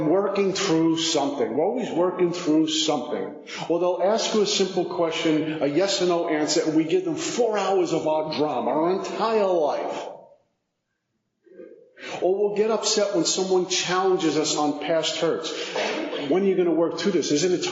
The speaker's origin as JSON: {"language": "English", "town": "New York City", "region": "New York", "country": "United States", "said": "5'11\", 185, from Brooklyn, recovering alcoholic"}